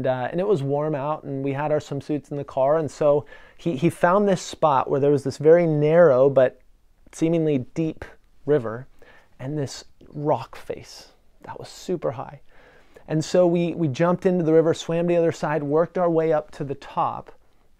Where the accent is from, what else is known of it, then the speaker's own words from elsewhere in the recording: Western Washington, United States; I grew up in Western Washington, Washington State